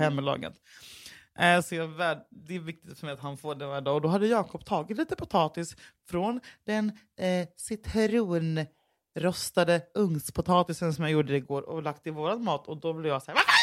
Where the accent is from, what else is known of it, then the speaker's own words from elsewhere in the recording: Gothenburg, Västra Götaland, Sweden; klubben där jag växte upp i Göteborg